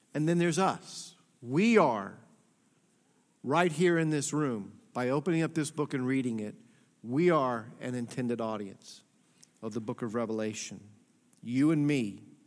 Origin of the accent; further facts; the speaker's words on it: Atlanta, Georgia, United States; I was born and raised in Atlanta, Georgia in the sixties.